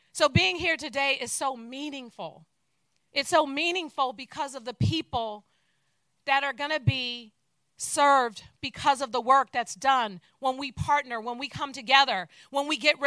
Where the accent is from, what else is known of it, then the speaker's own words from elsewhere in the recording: San Francisco, California, United States; I too was born and raised in San Francisco. And I was born and raised in the Fillmore community